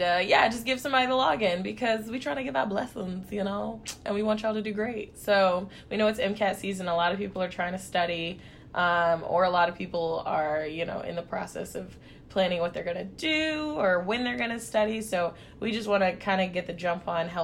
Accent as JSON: {"language": "English", "region": "Kansas", "country": "United States", "tie": "born or raised there", "said": "growing up in Kansas"}